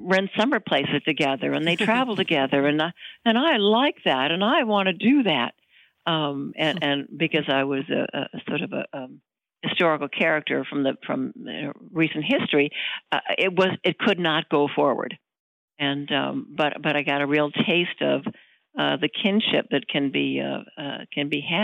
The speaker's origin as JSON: {"language": "English", "region": "Florida", "country": "United States", "tie": "born or raised there", "also_born_or_lived": "Milwaukee, Wisconsin", "moved": "as an adult", "lives_now": "Los Angeles, United States", "said": "I was raised in Florida. I was born in Milwaukee. And my family moved to Florida when I was about 8 years old"}